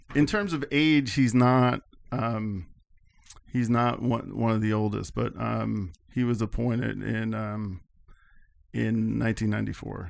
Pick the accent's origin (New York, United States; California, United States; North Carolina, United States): New York, United States; Albany; I grew up in the Albany area